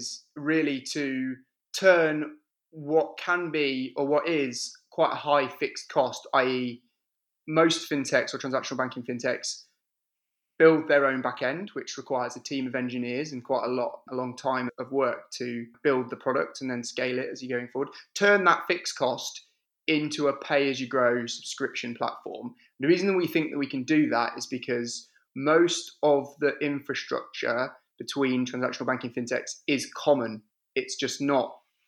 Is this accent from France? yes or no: no; the Midlands, England, United Kingdom; I'm from the center of England, the Midlands, which means that people from the north of England think I'm southern, people from the south of England think I'm northern, and everyone else outside of England can't place where my accent is from